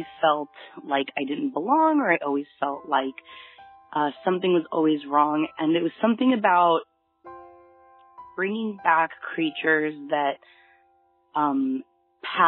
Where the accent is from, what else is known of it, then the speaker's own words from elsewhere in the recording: Long Beach, California, United States; I'm from Long Beach, California, so pretty close to L.A.